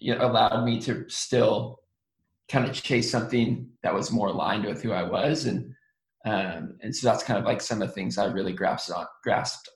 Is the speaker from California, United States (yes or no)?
yes; Sonoma County, Northern California, United States; now in Los Angeles, United States; I live in Los Angeles now, but I was born and raised in Sonoma County, which is an hour north of San Francisco, in Northern California